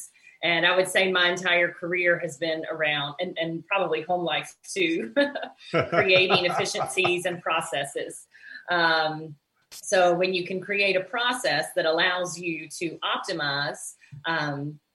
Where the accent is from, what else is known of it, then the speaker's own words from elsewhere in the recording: Pelzer, South Carolina, United States; also born or lived in Columbia, South Carolina / Washington, D.C.; now in Charleston, United States; growing up in Pelzer, South Carolina, which is near Clemson University